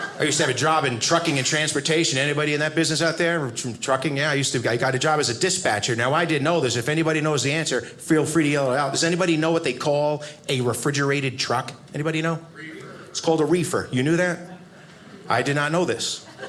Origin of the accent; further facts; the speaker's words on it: United States; I'm an American.